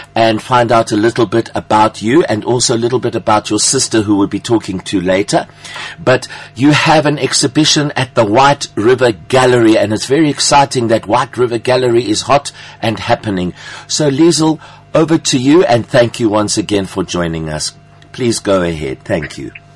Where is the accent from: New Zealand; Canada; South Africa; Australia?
South Africa; accent: South African Greek; my Afrikaans with my with my South African Greek accent